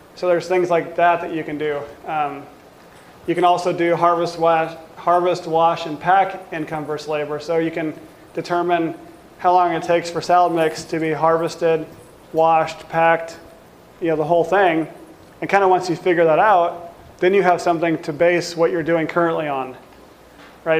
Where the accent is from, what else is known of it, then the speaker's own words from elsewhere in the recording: Washington, United States; now in South Dakota, United States; we grew up in Washington and we had plenty of access to organic fruit.